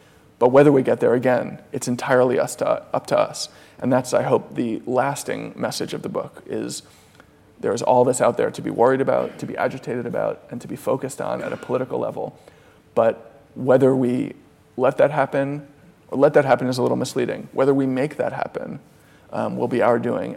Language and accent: English; United States; I'm an American child of the 90s